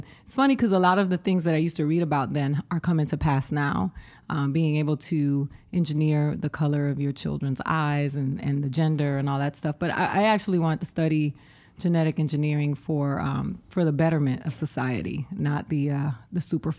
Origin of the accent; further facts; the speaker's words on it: Boston, Massachusetts, United States; born there; I was brought back. I'm an anchor baby. there you go, Donald Trump. Come for me. I was born in Boston.